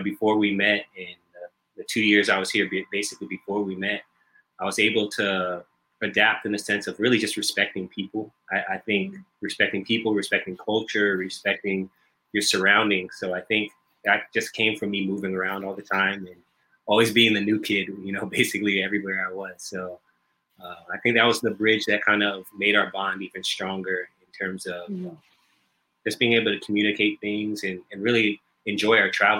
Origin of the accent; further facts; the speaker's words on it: United States; now in Philippines; Manila's actually the longest I've lived in any one city. I grew up in the States and was always on the move.